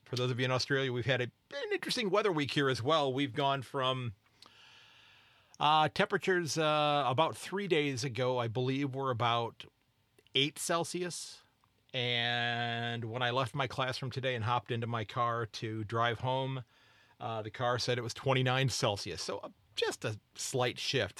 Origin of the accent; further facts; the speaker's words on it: United States; I'm an American